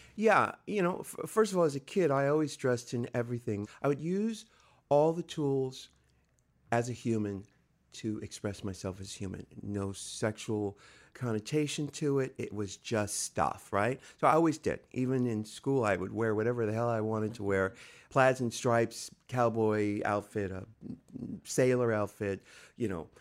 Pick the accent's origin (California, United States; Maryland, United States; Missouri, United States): California, United States; San Diego; I'm from San Diego, California